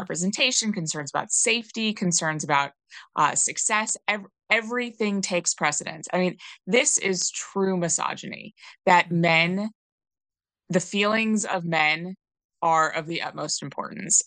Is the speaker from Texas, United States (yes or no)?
no; New York, United States; moved away as an adult; I didn't grow up in a blue area, but I grew up in New York State